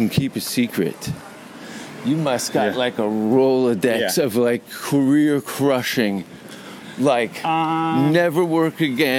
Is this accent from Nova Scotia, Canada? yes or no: no; Hamilton, Ontario, Canada; Hamilton, Ontario.